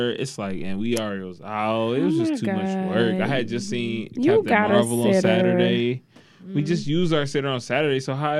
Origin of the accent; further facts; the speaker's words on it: Detroit, Michigan, United States; Like the Max and the Van Dykes. I'm from the East. Like, I'm an East Sider.